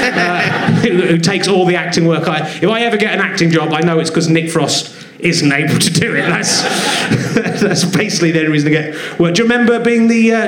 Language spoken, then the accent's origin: English; Cheddar, South West England, United Kingdom; now in London, United Kingdom; I grew up in Cheddar and worked at Cheddar Caves.